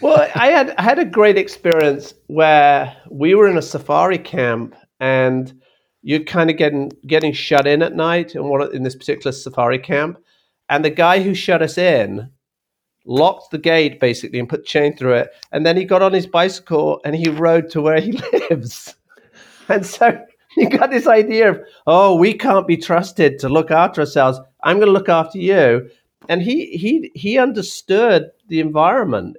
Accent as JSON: {"language": "English", "country": "United Kingdom", "tie": "born or raised there", "also_born_or_lived": "Australia / Africa", "moved": "as an adult", "lives_now": "United States", "said": "growing up in Britain, which is a small"}